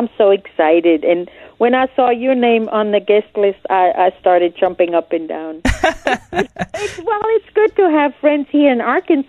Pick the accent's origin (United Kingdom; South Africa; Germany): Germany; now in United States; I came from Germany. I stood in line. I filled out paperwork. I couldn't vote. I couldn't collect any welfare. And it was okay because I was not a citizen. I had my resident alien card